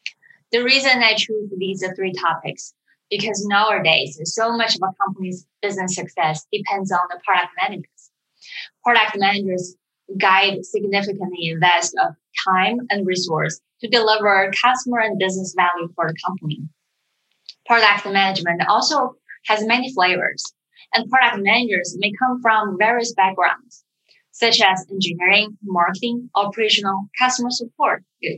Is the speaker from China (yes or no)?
yes; China; also born or lived in United Kingdom; now in San Francisco, United States; I was born and raised in China